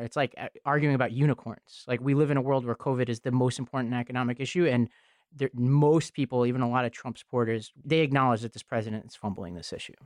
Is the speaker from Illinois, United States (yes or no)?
no; New York City, New York, United States; I grew up in Staten Island, New York, and, and partially in this town called Travis